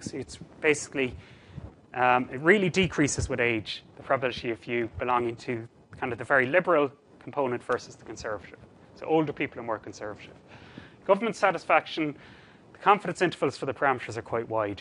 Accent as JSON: {"language": "English", "town": "Cork", "region": "Munster", "country": "Ireland", "said": "Cork, I'm from Cork originally."}